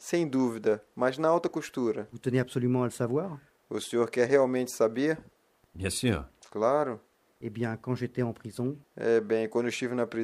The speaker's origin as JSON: {"language": "French", "country": "France", "tie": "born there", "said": "Parce que je suis née dans le sud de la France. Dans ma ville natale, il fait toujours beau et chaud."}